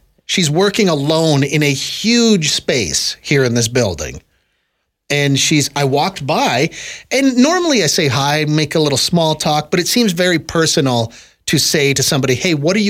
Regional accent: Manitoba, Canada; I am from Manitoba originally.

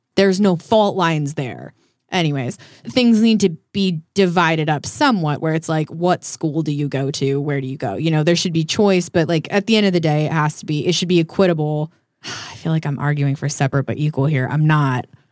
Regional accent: small town outside of Denver, Colorado, United States; now in Hollywood, United States; I'm from Denver, I'm from a small town outside of Denver

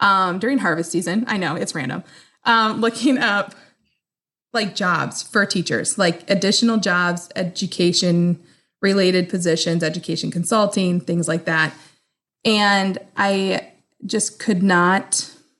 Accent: Midwest, United States; also born or lived in Des Moines, Iowa; I am from the Midwest. I live just outside of Des Moines in Iowa. I am a happy Midwest girl.

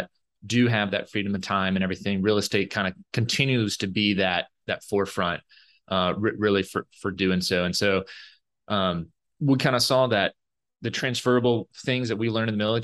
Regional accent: Alabama, United States; moved away as an adult; also born or lived in New York; I'm from Alabama originally and grew up totally into sports, football

